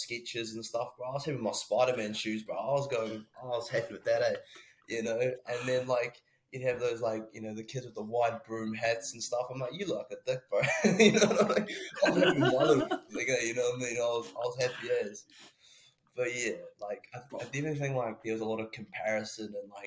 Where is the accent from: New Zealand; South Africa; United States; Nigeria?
New Zealand; Christchurch, Canterbury; moved away as an adult; also born or lived in Taranaki; now in Dunedin, New Zealand; I'm from Christchurch, but I whakapapa back up to the old Naki